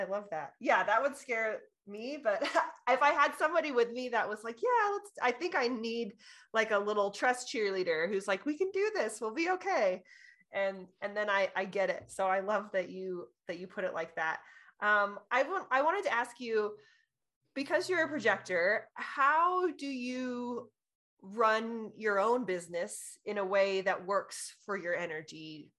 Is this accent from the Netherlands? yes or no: no; California, United States; born there; I was born in California, so I'm...